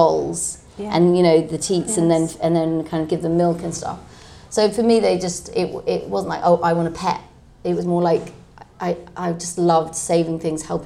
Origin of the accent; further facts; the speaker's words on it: London, United Kingdom; So I'm from Camden.